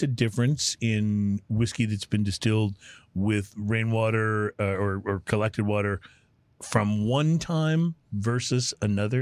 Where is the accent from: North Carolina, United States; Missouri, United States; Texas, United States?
Texas, United States; moved away as an adult; I grew up in Texas and then when I became an adult, I moved all over the country